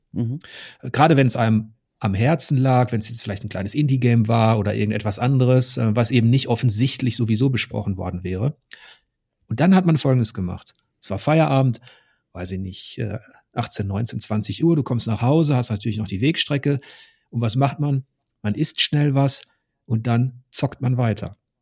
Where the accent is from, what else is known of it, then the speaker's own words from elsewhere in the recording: Ruhr area, North Rhine-Westphalia, Germany; Ich komme aus dem Ruhrgebiet. Mein Opa, meine Onkel, die haben alle unter Tage gearbeitet